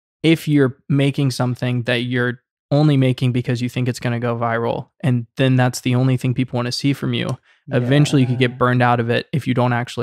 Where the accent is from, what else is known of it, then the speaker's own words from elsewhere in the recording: Savannah, Georgia, United States; So I decided to just take a bunch of footage on the drone of my hometown, Savannah, Georgia. That's where I grew up.